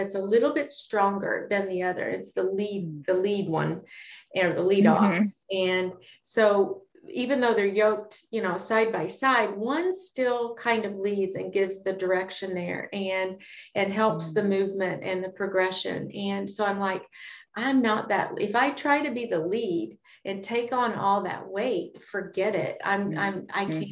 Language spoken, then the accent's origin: English; Kentucky, United States; I grew up in Kentucky and my granddad had cattle.